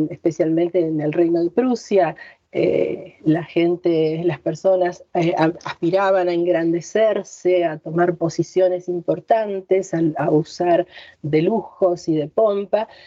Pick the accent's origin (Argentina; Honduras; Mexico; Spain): Argentina; En, castellano o en argentino, como escriben eh, aquí en mi tierra.